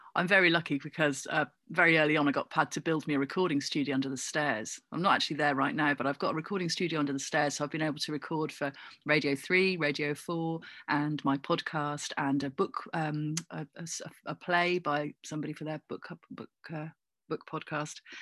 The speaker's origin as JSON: {"language": "English", "area": "Cornwall", "region": "South West England", "country": "United Kingdom", "tie": "born or raised there", "also_born_or_lived": "Coventry", "moved": "yes", "said": "It was really quite idyllic growing up in Cornwall"}